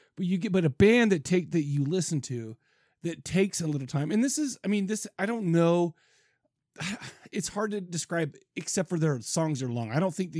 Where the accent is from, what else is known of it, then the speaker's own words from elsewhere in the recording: Farmington, United States; I grew up in Farmington, dude.